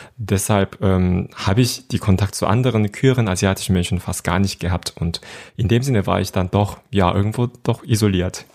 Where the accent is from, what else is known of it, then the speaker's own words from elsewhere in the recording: Seoul, South Korea; German is a second language; moved away as an adult; now in Germany; ich bin in Seoul in Südkorea geboren und aufgewachsen